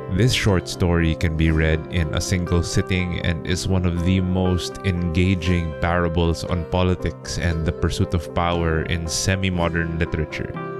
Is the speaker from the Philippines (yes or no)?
yes; Philippines; my home country of the Philippines